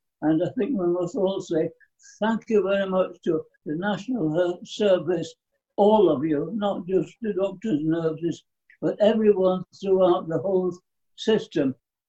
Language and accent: English; Yorkshire and the Humber, United Kingdom; now in Bedfordshire, United Kingdom; I'm a Yorkshireman, and I always believe that there's no place better than Yorkshire.